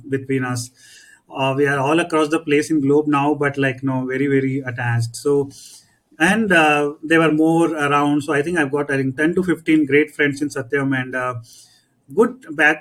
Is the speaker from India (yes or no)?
yes; Kolkata, West Bengal, India; Born and brought up in Calcutta.